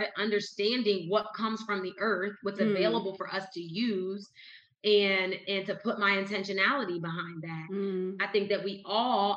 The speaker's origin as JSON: {"language": "English", "town": "Whitesboro", "region": "New Jersey", "country": "United States", "tie": "born or raised there", "moved": "yes", "said": "my hometown in Whitesboro, New Jersey"}